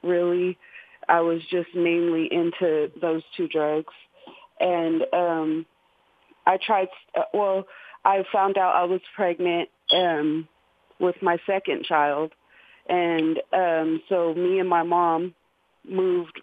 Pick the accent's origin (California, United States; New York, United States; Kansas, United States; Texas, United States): California, United States; Richmond; also born or lived in Albuquerque, New Mexico; when I was 10 months old, my mom moved us to Richmond, California, and we were there for about till I was 17